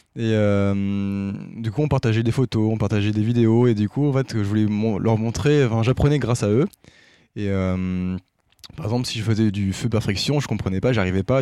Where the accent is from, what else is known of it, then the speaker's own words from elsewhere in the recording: Brest, Brittany, France; moved away as an adult; also born or lived in Lyon / Zurich; now in Saclay, France; j'ai grandi en Bretagne. Euh, côté de Brest plus précisément